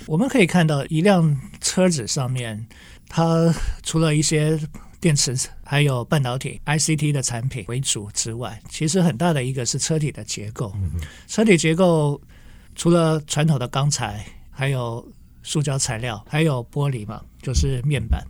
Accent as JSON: {"language": "Chinese", "town": "Kaohsiung", "country": "Taiwan", "said": "因为我来自高雄哈"}